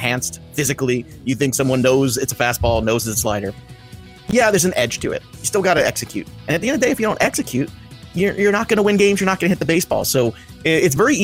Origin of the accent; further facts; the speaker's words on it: Brooklyn, New York, United States; being a Mets fan growing up in Brooklyn